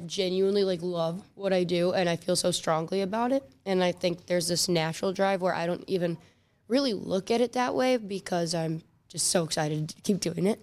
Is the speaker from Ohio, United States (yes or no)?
yes; Willoughby, Ohio, United States; also born or lived in Solon, Ohio / Knoxville, Tennessee / Cleveland, Ohio; I grew up in Willoughby and then also in Solon